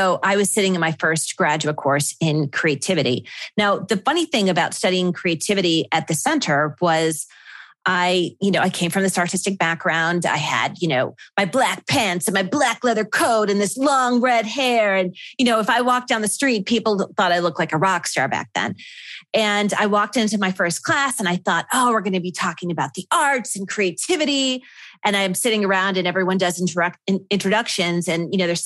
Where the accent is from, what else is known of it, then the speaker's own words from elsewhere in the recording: Buffalo, New York, United States; moved away as an adult; my hometown in Buffalo.